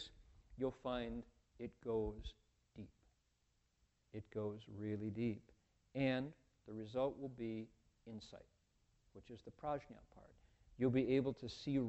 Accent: Toledo, Ohio, United States; moved away; I grew up in Toledo

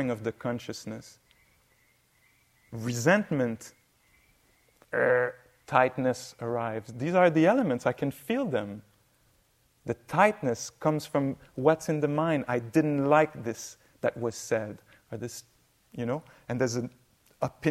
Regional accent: Quebec, Canada; I come from Quebec, north.

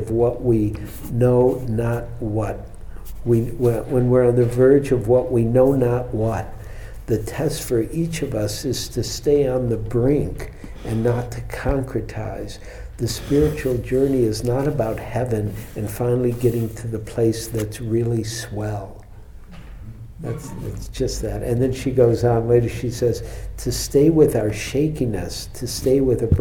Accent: Detroit, Michigan, United States; now in San Francisco, United States; I'm from Detroit

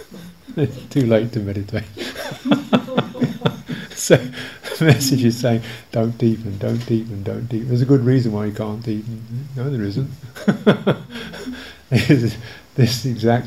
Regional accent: England, United Kingdom; I'm too English

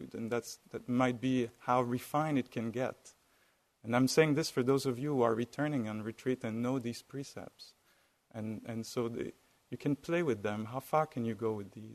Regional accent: France; accent: French; with my French accent.

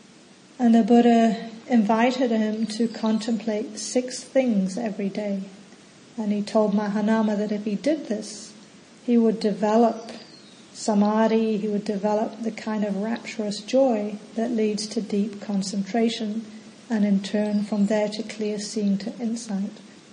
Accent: England, United Kingdom; also born or lived in New Zealand; now in Australia; So for example, I grew up in England and New Zealand.

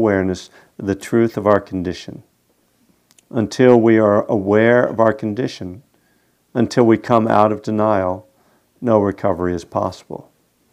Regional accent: Bethlehem, Pennsylvania, United States; Lehigh University, which is in my hometown, Bethlehem, Pennsylvania

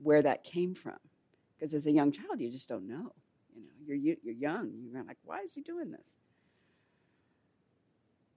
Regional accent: Los Angeles, California, United States; moved away; I grew up in Los Angeles in South LA.

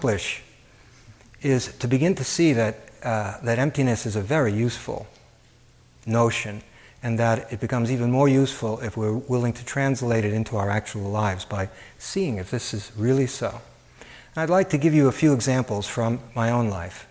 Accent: New York City, New York, United States; moved away as an adult; also born or lived in Chicago, United States / Cambridge, Massachusetts, United States; I grew up in Coney Island, where high school is 5 minutes away from the parachute jump

